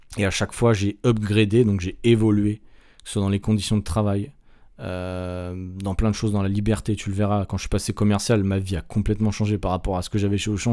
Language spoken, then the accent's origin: French; Nantes, Pays de la Loire, France; moved away as an adult; also born or lived in Strasbourg / Angers; now in Sydney, Australia; j'ai quitté euh, Nantes, qui était ma ville natale